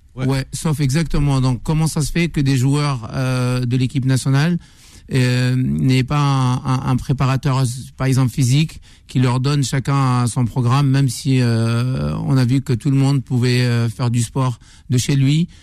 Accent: Algeria; now in Paris, France; j'ai grandi, je suis né à Orange, j'ai grandi à Orange, j'ai été formé à Orange

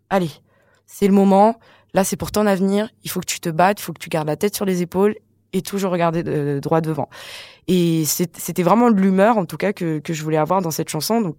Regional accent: Madagascar; now in Paris, France; de comment je suis arrivée euh, jusqu'à Paris de Madagascar. Et, dans cette chanson, je, décris un peu Paris comme euh, comme une ville euh, assez mystérieuse, euh, intimidante, comme je disais, puisque je ne connais pas du tout. Moi, je voyais qu'à la télé à Madagascar

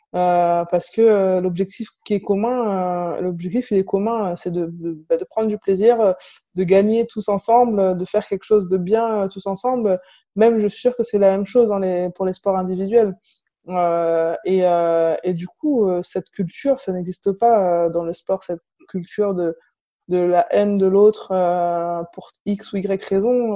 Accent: La Courneuve, Île-de-France, France; j'ai grandi à La Courneuve, en Seine-Saint-Denis

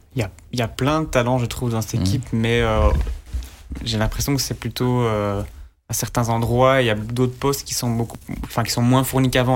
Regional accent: Belgium; en tant que Belge

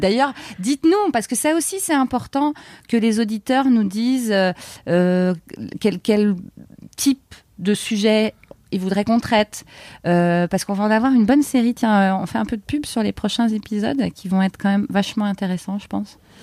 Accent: France; moved away as an adult; also born or lived in Canada; on est rentré quand même en France, on est français

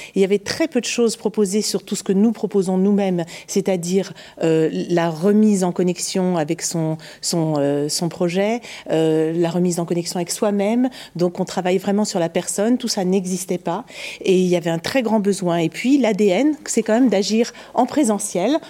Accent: Paris, Île-de-France, France; je suis parisienne

